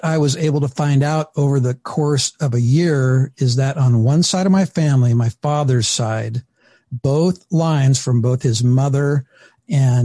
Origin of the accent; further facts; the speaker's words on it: Valley of Oregon, United States; also born or lived in Northern California; I was born in Northern California and I grew up in the Valley of Oregon.